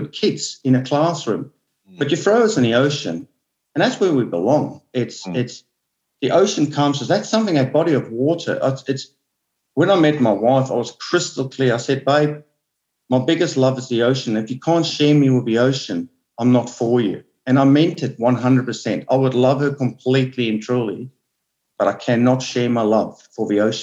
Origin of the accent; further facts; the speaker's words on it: Onrus River, Western Cape, South Africa; as a kid, I grew up in Honoris River